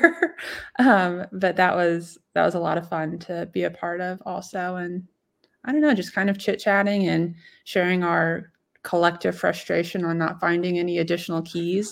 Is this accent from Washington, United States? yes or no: no; Martinsville, Indiana, United States; I'm from Martinsville, so I know like woodland territory